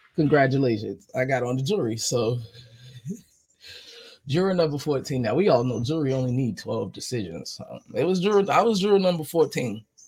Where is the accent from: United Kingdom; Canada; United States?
United States; New York; I'm from New York.